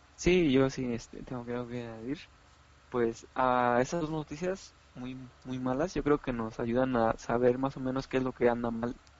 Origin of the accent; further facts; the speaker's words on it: Mexico; como jóvenes, como mexicanos, como humanos